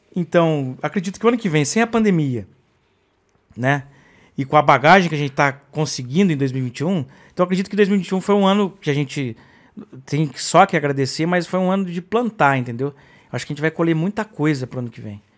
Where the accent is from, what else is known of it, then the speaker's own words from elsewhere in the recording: Brazil; eu fui criado também, talvez como brasileiro